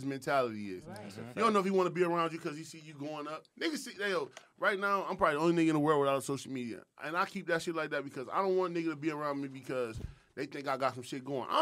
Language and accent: English; New York, United States; I'm from New York